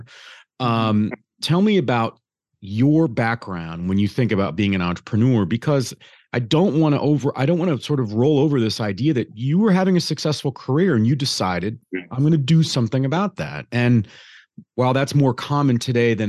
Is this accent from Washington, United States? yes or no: no; Detroit, Michigan, United States; I grew up in Detroit